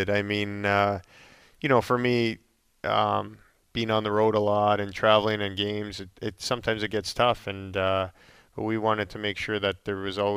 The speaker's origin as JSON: {"language": "English", "town": "Calgary", "region": "Alberta", "country": "Canada", "tie": "born or raised there", "said": "yeah, I mean, just growing up in Calgary, basically, uh, I grew up there. Uh, I was there for 15 years and got to know the community really well."}